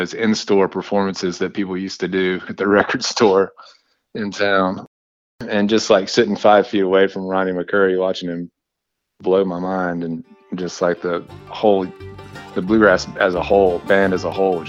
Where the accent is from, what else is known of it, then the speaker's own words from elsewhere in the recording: Greenville, South Carolina, United States; moved away as an adult; now in Asheville, United States; I actually grew up in Greenville, South Carolina, just, you know, about an hour and a half south of where I'm at now. But I've been in Asheville going on 20 years now, so it's definitely home at this point.